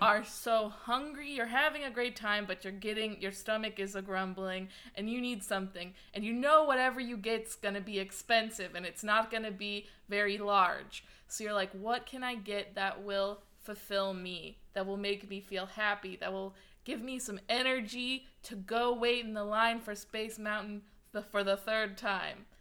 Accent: St. Louis, Missouri, United States; I'm from Saint Louis

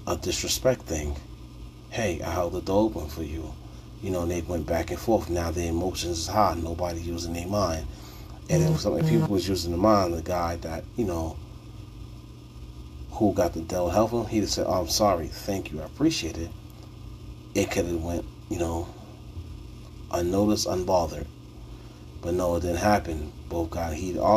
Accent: New York City, New York, United States; I'm from New York City. Bronx born and raised

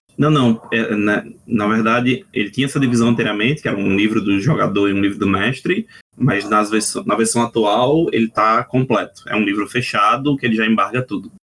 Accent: Northeast Region, Brazil; accent: nordestino; Pelo meu sotaque, todo mundo já deve ter percebido que eu sou nordestino

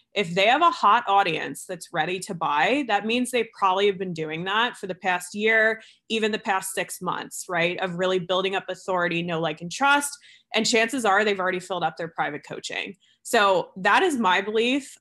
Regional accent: New Jersey, United States; moved away; also born or lived in New York; I'm originally from Jersey. This is where I'm visiting right now. Um, and I grew up on the East Coast

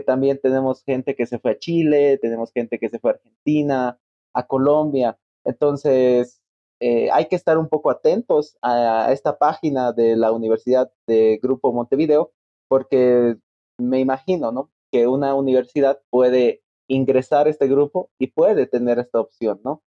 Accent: La Paz, Bolivia; also born or lived in Santa Maria, Brazil

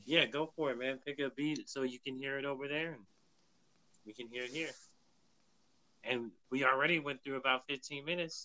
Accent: Bay Area, California, United States; I'm from the Bay Area too

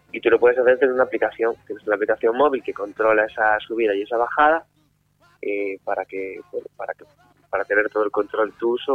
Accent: Vigo, Galicia, Spain; Sí, sí, sí, sí, somos de Vigo

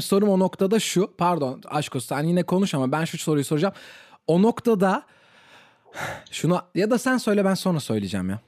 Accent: Turkey; ben Türk'üm

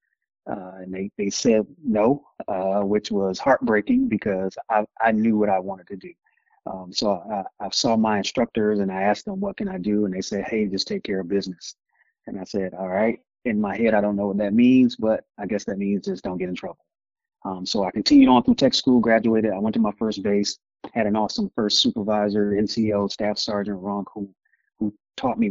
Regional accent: Miami, Florida, United States; moved away as an adult; I'm originally from Miami, Florida

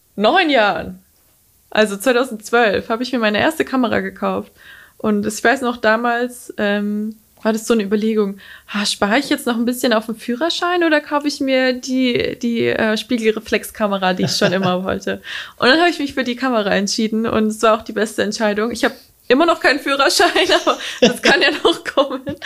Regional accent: near Schweinfurt, Bavaria, Germany; also born or lived in Mainz / Würzburg; ich komme aus der Nähe von Schweinfurt

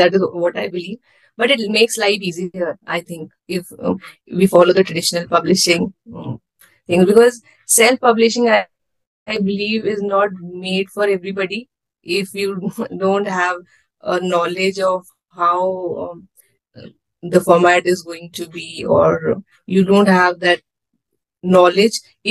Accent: Himachal Pradesh, India; I come from Himachal Pradesh

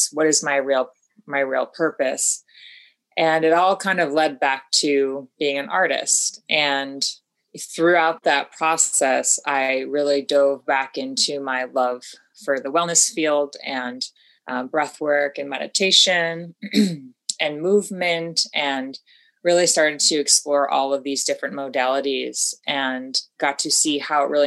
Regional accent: upstate New York, United States; moved away as an adult; also born or lived in West Coast; I'm originally from the East Coast, upstate New York

